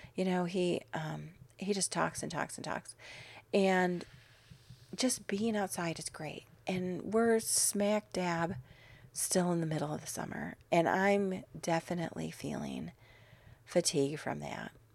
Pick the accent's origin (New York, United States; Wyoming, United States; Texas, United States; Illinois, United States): Illinois, United States; now in Arizona, United States; I grew up in Illinois